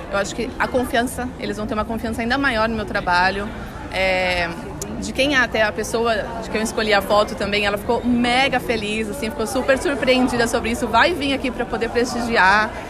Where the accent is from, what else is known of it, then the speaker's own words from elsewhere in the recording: São Caetano do Sul, São Paulo, Brazil; Eu sou de São Caetano, de São, São Paulo.